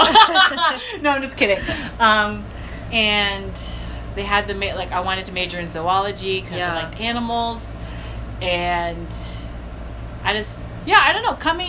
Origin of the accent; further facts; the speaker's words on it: Virginia, United States; also born or lived in China; I'm from Virginia